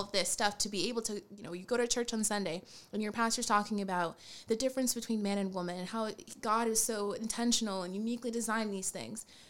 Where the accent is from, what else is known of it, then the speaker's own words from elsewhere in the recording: Rhode Island, United States; now in Boston, United States; I currently live in Boston, but I'm originally from Rhode Island.